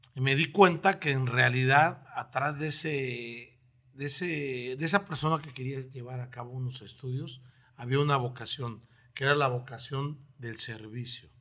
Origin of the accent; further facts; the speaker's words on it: Mexico City, Mexico; moved away as an adult; also born or lived in Tlaxiaco, Oaxaca; now in Torreón, Mexico; Vengo de la Ciudad de México. Eh, es la primera vez que salgo de ella a provincia. Soy este, originario de la heroica ciudad de Tlajiaco, de Oaxaca